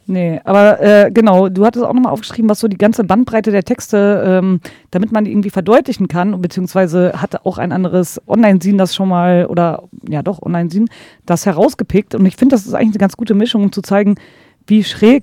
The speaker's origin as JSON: {"language": "German", "area": "Ruhr area", "region": "North Rhine-Westphalia", "country": "Germany", "said": "ich komme halt aus dem Pott"}